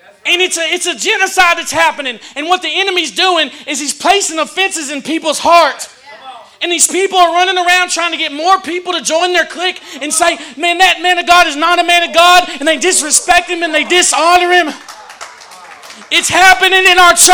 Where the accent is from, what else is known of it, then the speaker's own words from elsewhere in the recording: the South, United States; I'm from the South